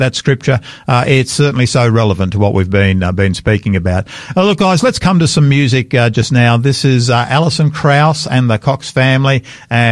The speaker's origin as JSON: {"language": "English", "country": "Australia", "said": "I'm an Australian. I'm proud of being an Australian. I'm a second, third, fourth, I'm not sure how many generation Australian."}